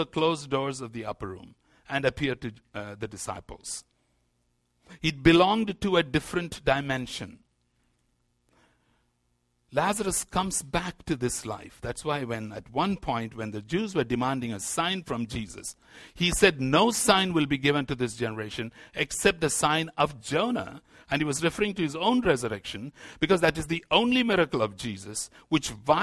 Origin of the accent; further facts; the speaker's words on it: India; As an Indian Christian, I find that one of the problems we have in India